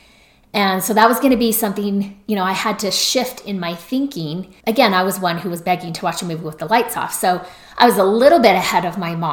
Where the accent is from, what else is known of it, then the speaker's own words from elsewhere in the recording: Salt Lake City, Utah, United States; I was from Salt Lake City, Utah